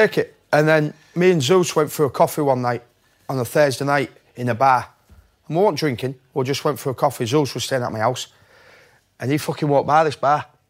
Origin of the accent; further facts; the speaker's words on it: Hull, Yorkshire and the Humber, United Kingdom; Hazel Road in Hull, it was a bit of a rough place in Hull years and years ago, and I was born on Hazel Road